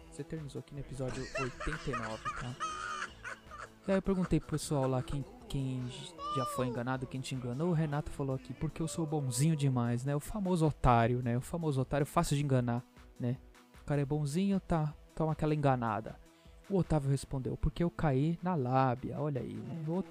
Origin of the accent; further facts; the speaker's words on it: São Paulo, Brazil; Que eu também sou paulista, paulistano, sou tudo junto e misturado.